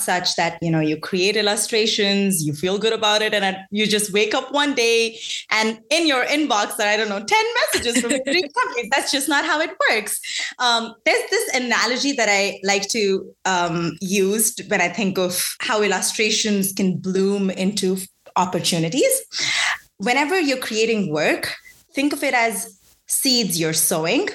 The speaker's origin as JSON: {"language": "English", "country": "India", "tie": "born or raised there", "moved": "as an adult", "lives_now": "United States", "said": "I grew up in India for I did my undergrad there."}